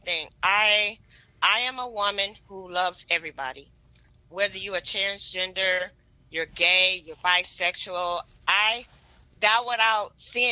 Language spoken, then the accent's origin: English; Detroit, Michigan, United States; now in San Antonio, United States; Born and raised from Detroit, Michigan